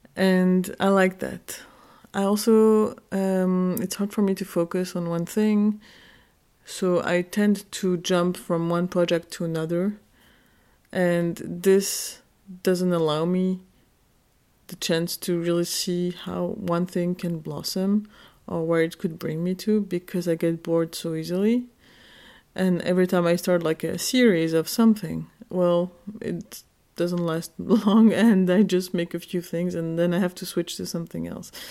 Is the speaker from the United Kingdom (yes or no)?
no; Geneva, Switzerland; moved away as an adult; now in Berlin, Germany; I'm Kurdish. I was born in Geneva, Switzerland in nineteen eighty-four. And I moved to Berlin when I was twenty-five